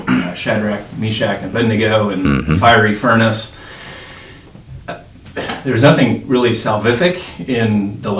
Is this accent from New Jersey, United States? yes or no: yes; outside of Philadelphia, New Jersey, United States; moved away; I do hail from South Jersey. As we like to say, we have our own Mason-Dixon lines in New Jersey. But I grew up outside of Philadelphia